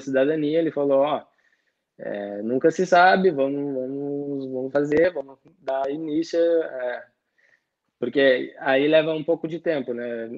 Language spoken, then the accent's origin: Portuguese; Porto Alegre, Rio Grande do Sul, Brazil; moved away as an adult; now in Italy; Eu sou de Porto Alegre